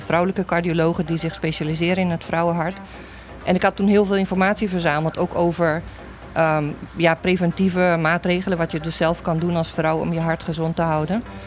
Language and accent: Dutch; Curaçao; ik kom uit Curaçao